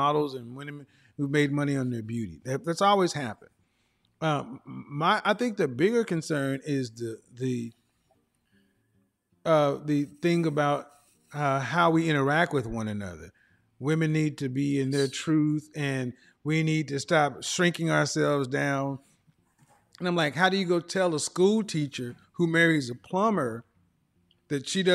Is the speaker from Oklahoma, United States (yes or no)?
yes; Oklahoma, United States; I come from average everyday people, I'm from Oklahoma.